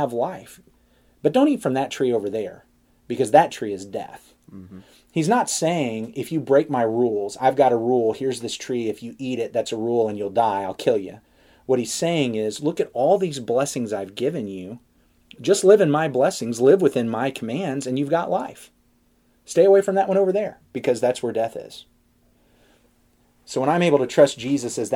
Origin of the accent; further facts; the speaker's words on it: United States; I'm an American